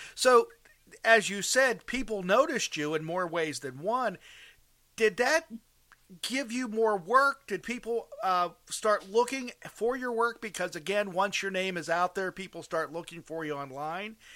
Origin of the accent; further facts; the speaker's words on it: outside of Pittsburgh, Pennsylvania, United States; I'm from outside of Pittsburgh